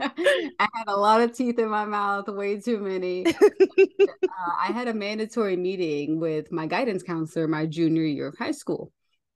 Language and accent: English; Chicago, Illinois, United States; Yes, Chicago is my home. Through all of the nursing travels and everything that I've been through, this has always been my home.